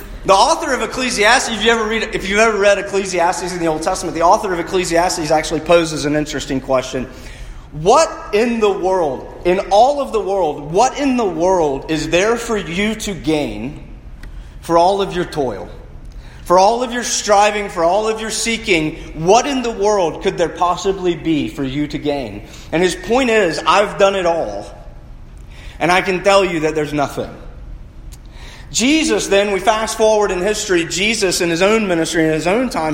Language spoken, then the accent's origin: English; United States; being American